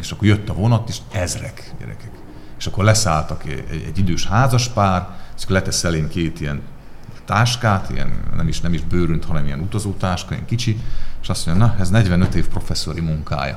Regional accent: Transcarpathia, Zakarpattia Oblast, Ukraine; now in Hungary; én is Kárpátaljáról származom, tehát hogy én is külföldön tanultam

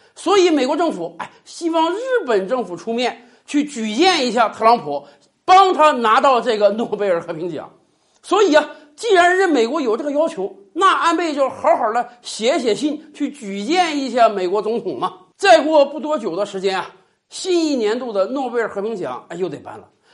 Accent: Northeast China, China; 用咱们东北话讲

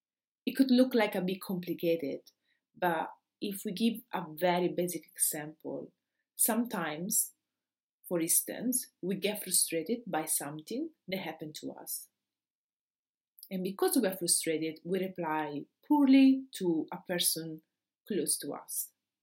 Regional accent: Rome, Lazio, Italy; now in Austria; I came from Rome, and the only Rome had 6 million citizens.

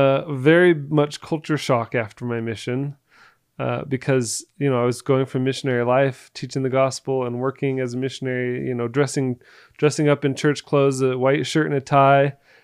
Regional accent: Florida, United States; born or raised there; moved away as an adult; also born or lived in Oregon

